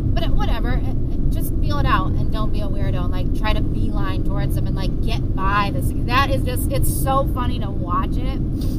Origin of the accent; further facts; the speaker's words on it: New England, United States; I grew up in New England, so everything is like history